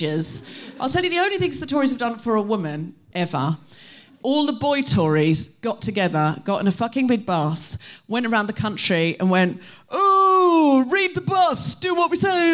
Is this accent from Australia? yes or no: yes; Australia; now in United Kingdom; I was raised in Australia